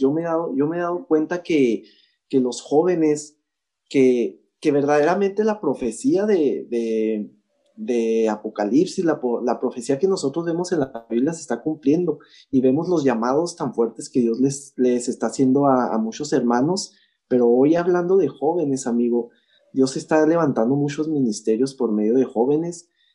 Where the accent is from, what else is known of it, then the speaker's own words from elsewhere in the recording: Chihuahua, Mexico; also born or lived in El Paso, Texas; yo soy mexicano, yo soy, mis raíces son mexicanas, ¿verdad? Y soy 100% chihuahuense